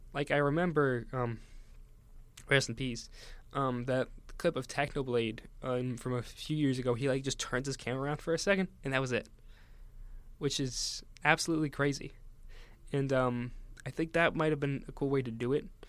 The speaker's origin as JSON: {"language": "English", "region": "Northeast", "country": "United States", "tie": "born or raised there", "said": "I grew up in the Northeast, so I've always kind of been around New York"}